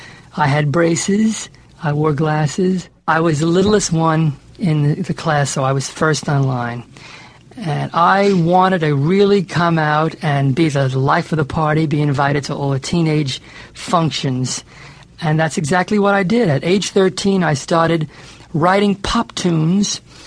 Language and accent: English; New York City, New York, United States; I was born and raised in the Brighton Beach section of Brooklyn, New York. And when I was 13 years old